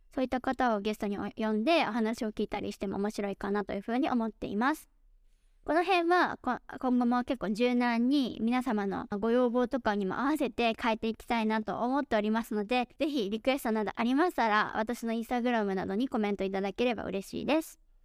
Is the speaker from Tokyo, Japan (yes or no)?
yes; Tokyo, Japan; moved away as an adult; also born or lived in Taiwan; now in Dallas, United States; 東京生まれ、東京育ち